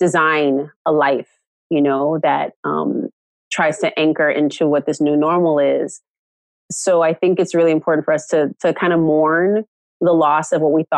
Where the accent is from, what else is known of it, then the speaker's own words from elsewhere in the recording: Oakland, California, United States; I'm like from California, I'm from Oakland